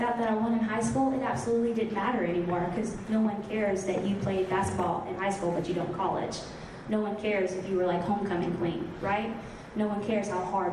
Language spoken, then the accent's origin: English; the South, United States; I'm from the South, I'm a Christian